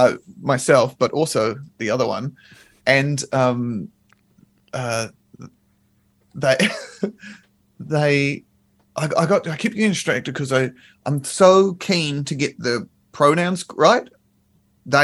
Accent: Nelson, New Zealand; We grew up in Nelson in like the same area

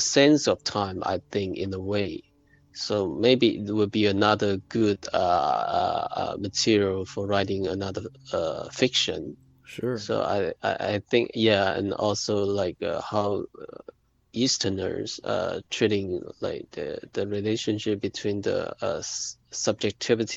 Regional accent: Shantou, Guangdong, China; Guiyu is a small town, like 60 kilometers from my hometown, Shantou.

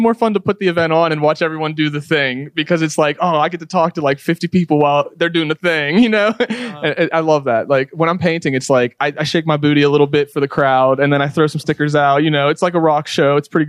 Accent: Pittsburgh, Pennsylvania, United States; my hometown, my home area of Pittsburgh

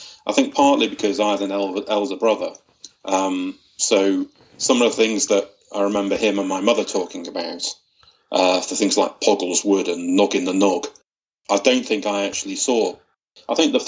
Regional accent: Widnes, North West England, United Kingdom; I grew up in Widnes, which, for people who don't know where that is, it's sort of on the banks of the Mersey, just outside of Liverpool.

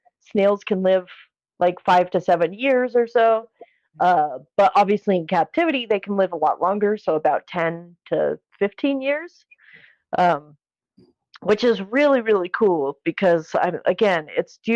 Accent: Colorado, United States; my hometown of Colorado

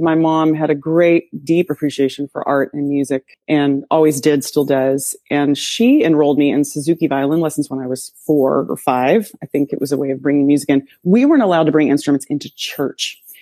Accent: Sweetwater, Tennessee, United States; accent: southern; moved away; also born or lived in upstate New York; I grew up in Sweetwater, Tennessee, and it was a very small town in Appalachia

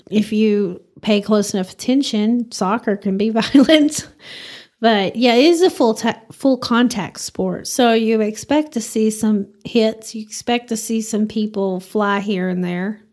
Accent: Bowie, Texas, United States; also born or lived in Spearman, Texas; now in Amarillo, United States; that's my hometown

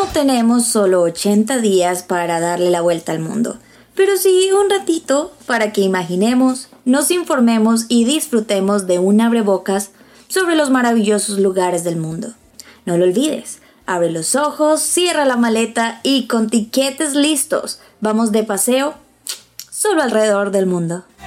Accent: Colombia; moved away as an adult; now in United States; soy una colombiana, orgullosamente colombiana, eh, en Estados Unidos

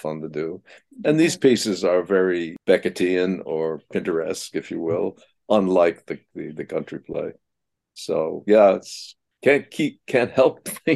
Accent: Slingerlands, New York, United States; Slingerland's Players up in where I grew up outside of Albany

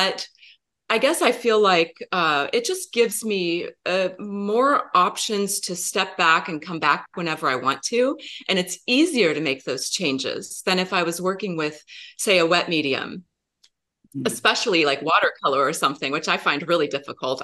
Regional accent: United States; moved away as an adult; also born or lived in Seattle; we moved down from Seattle to the Portland area. This is my home where I grew up

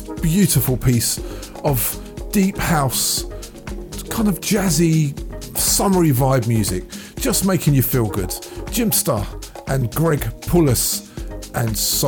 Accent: London, United Kingdom; the bedroom we shared back in the days growing up in Crouch End in North London.

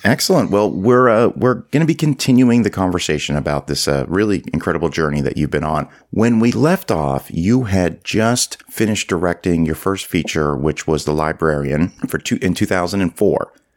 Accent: Canada; being a Canadian

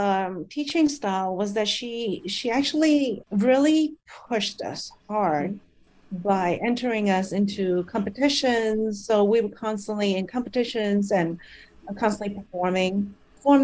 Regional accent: Malaysia; born there; I'm a Malaysian. I was born in Malaysia, and a Chinese Malaysian, actually.

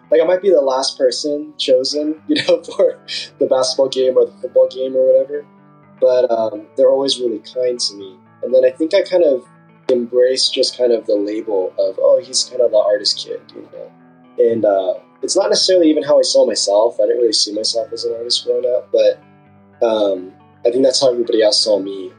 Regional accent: Southern California, United States; I'm from Southern California. Uh, grew up uh, pretty much on the border between Orange County and LA County my whole life

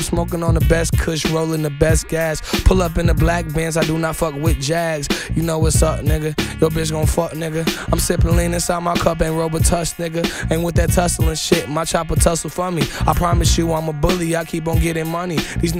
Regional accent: Chicago, Illinois, United States; Ooh, I'm from Chicago, where niggas don't live to see 20. But then again, I made it out and got a lot of money. I'm 19

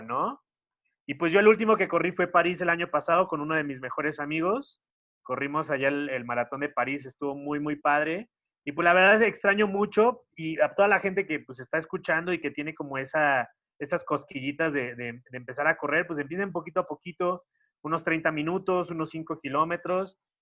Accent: Xalapa, Veracruz, Mexico; now in Mexico City, Mexico; mi mamá vive en Jalapa, yo soy de Jalapa, Veracruz

